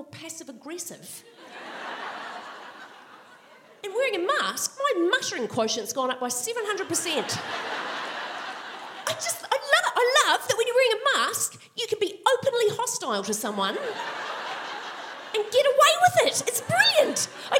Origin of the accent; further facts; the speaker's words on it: Christchurch, Canterbury, New Zealand; moved away as an adult; now in Melbourne, Australia; I'm from Christchurch, and so this is my hometown. And because I've said that, I have to follow that up with, I went to Burnside High